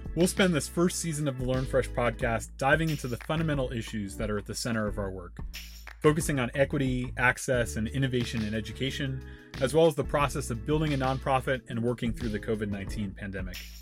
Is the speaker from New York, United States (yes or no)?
yes; around New York, United States; I grew up around New York